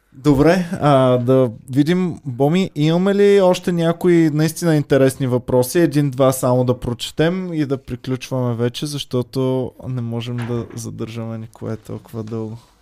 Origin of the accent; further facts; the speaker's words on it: Stara Zagora, Stara Zagora Province, Bulgaria; now in Sofia, Bulgaria; аз съм от Стара Загора